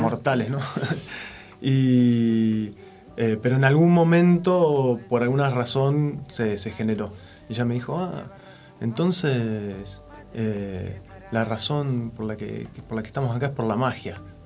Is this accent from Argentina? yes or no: yes; Alicurá, Neuquén, Argentina; de Alicurá, allá corría el río Limay